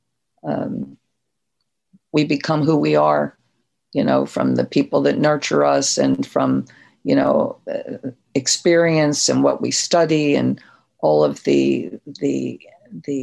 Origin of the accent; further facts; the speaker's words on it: New Jersey, United States; moved away; also born or lived in New York; I was from South Jersey